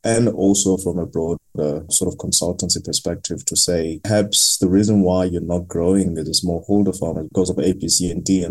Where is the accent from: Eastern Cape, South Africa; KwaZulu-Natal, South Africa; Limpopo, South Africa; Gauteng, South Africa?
Eastern Cape, South Africa; I grew up in a very small village in a very rural town in the Eastern Cape called Kutumbo